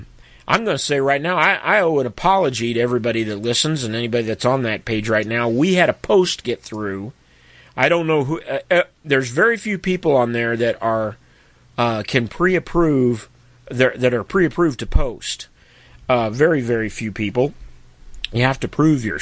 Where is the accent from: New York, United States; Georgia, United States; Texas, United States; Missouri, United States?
Missouri, United States; my home state of Missouri